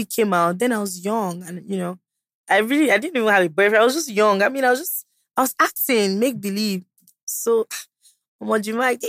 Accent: Owan East, Edo, Nigeria; also born or lived in Benin City; I'm from Owa East.

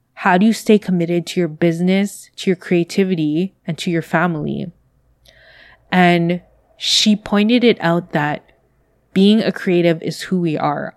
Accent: Canada; I am a Canadian based in Canada

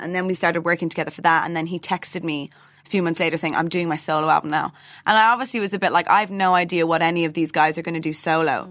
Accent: Dublin, Leinster, Ireland; the way I was raised in Dublin

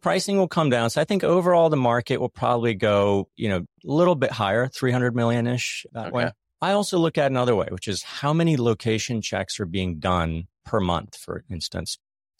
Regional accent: Philadelphia, Pennsylvania, United States; also born or lived in London; I'm from Philly.

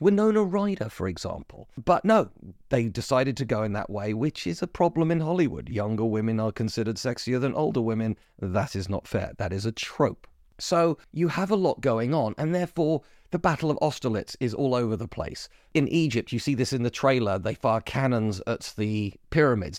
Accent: United Kingdom; As a British person

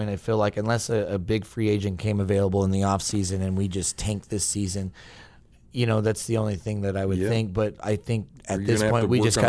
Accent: Arkansas, United States; I'm an Arkansas fan. I grew up in Arkansas

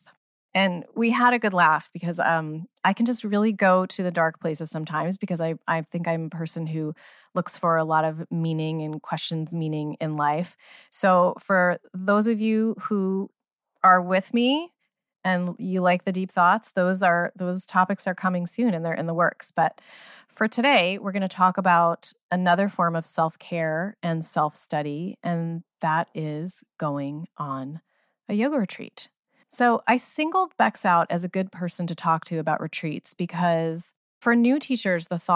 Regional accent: United States; I grew up near New Jersey

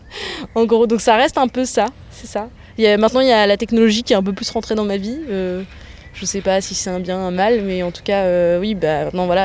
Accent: Auvergne-Rhône-Alpes, France; born there; Je suis née en Ardèche hein, dans les années 80. 90, 93.

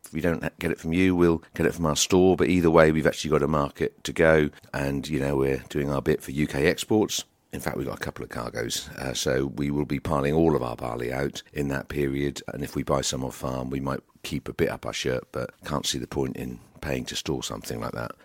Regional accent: United Kingdom; as a Brit

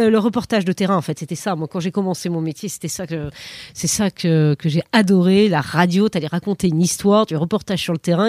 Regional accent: Périgueux, Nouvelle-Aquitaine, France; j'ai grandi en province, à Périgueux, en, Dordogne.

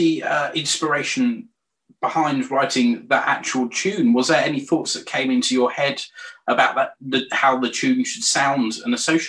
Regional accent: Norwich, East of England, United Kingdom; I was born and raised in Norwich.

